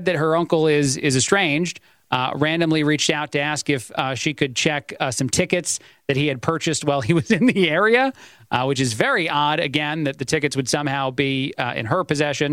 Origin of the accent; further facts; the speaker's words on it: East Coast, United States; I'm an Italian. I'm from the East Coast